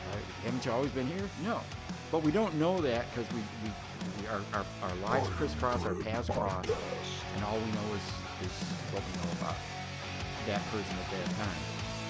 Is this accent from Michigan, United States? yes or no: yes; Berkley, Michigan, United States; I'm not from New York. I'm from Berkeley, Michigan, 45 minutes northeast of here.